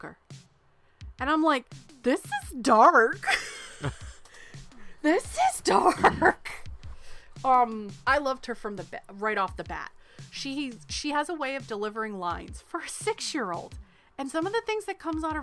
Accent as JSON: {"language": "English", "region": "Northeast", "country": "United States", "said": "we're from the Northeast"}